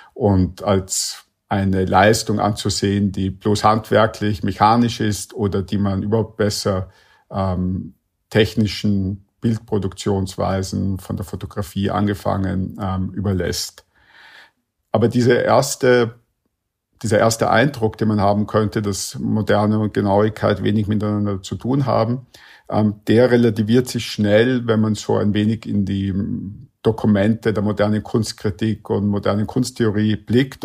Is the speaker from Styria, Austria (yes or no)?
no; Vienna, Austria; ich komme ja aus Wien